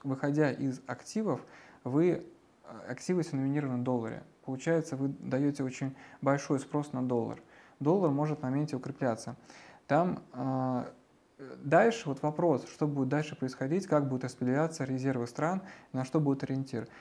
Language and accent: Russian; Russia; как россиянин